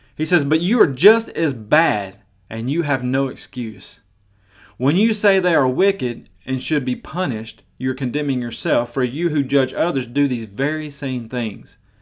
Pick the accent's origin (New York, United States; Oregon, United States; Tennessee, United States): Tennessee, United States; Maryville; I've been to some of the biggest churches in my hometown of Maryville, Tennessee